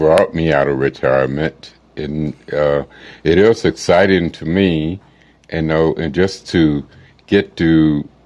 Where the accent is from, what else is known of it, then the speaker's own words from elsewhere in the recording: Arkansas, United States; I was born in Arkansas back in the 1957